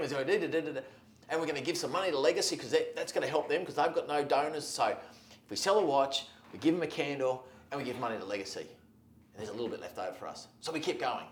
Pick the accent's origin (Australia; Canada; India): Australia; That's how we are as Australians